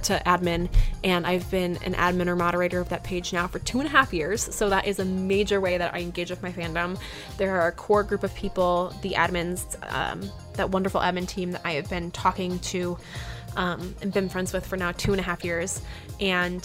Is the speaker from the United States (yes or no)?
yes; Chicago, Illinois, United States; Star Wars Celebration in Chicago, my hometown